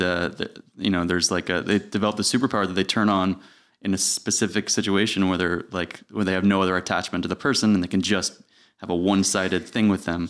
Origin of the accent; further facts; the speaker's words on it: Putnam County, New York, United States; also born or lived in Westchester; I actually grew up in Putnam County